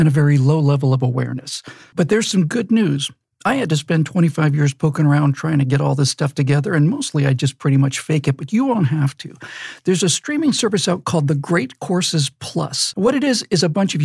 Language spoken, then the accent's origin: English; Bermuda; born or raised there